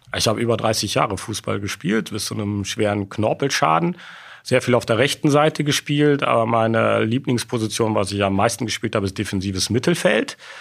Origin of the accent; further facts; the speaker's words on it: Sittard, Limburg, Netherlands; moved away; also born or lived in Rhineland, Germany / Aachen, Germany; Ich bin in Sittard in Holland geboren, aber direkt an der deutschen Grenze